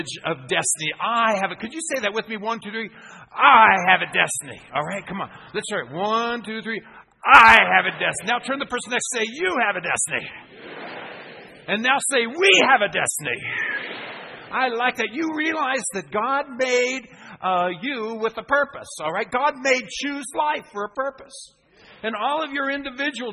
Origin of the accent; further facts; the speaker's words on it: Phoenix, Arizona, United States; I'm from Phoenix, Arizona in the United States